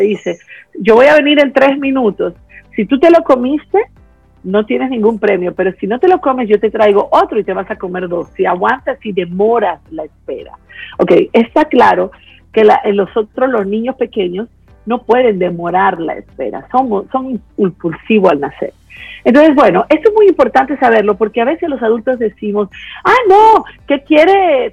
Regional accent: Peru; yo soy de Perú

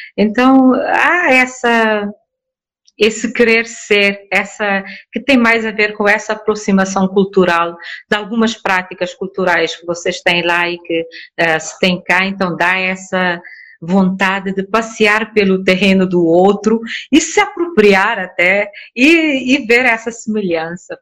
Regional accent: Cape Verde; first language Cape Verdean Creole; Portuguese is a second language; also born or lived in Natal, Brazil / Minas Gerais, Brazil / Fortaleza, Brazil; o crioulo ah, é a expressão máxima da nossa identidade cultural

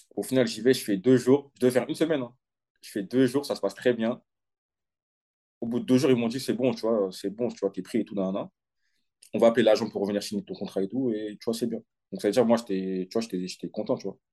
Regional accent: Aulnay-sous-Bois, Île-de-France, France; moved away as an adult; J'ai commencé à Aulnay, au CSL Aulnay, de mon club de, quartier

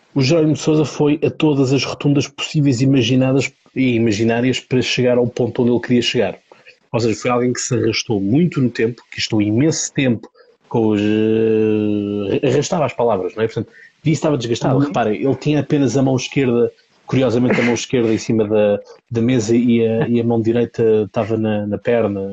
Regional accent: Almada, Lisbon, Portugal; eu sou da Almada

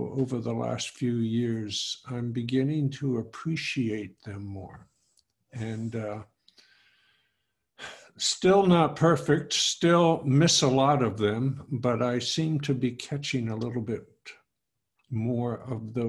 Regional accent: New York City, New York, United States; moved away as an adult; now in Texas, United States; I was raised in New York City. I went to high school there and got married there.

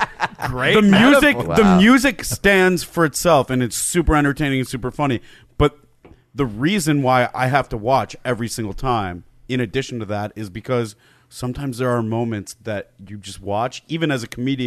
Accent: Michigan, United States; I grew up in Michigan, and I knew a lot of Canadian kids

